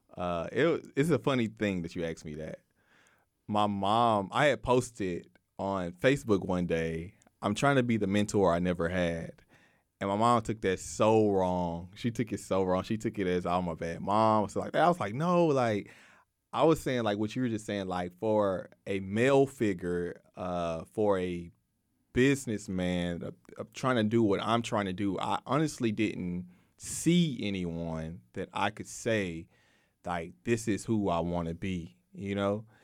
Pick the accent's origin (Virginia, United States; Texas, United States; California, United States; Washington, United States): Texas, United States; Waco; I grew up in North Waco